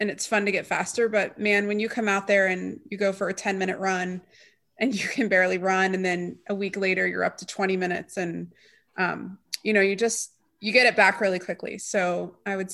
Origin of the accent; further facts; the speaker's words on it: Atlanta, Georgia, United States; I grew up in Indian Hills Country Club.